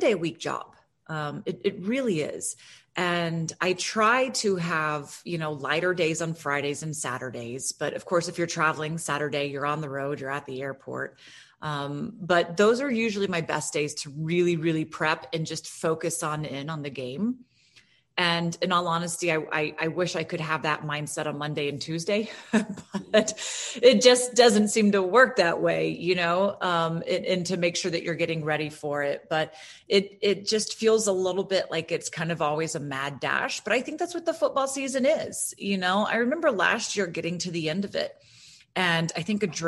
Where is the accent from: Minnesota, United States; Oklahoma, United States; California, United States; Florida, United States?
Florida, United States; I'm from Florida